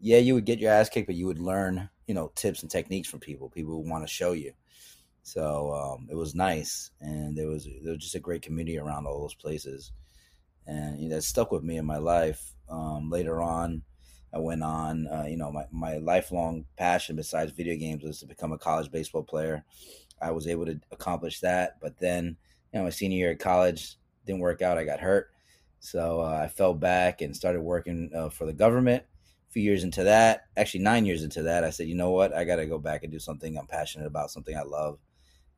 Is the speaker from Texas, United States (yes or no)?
no; Yonkers, New York, United States; growing up in New York and in Yonkers in particular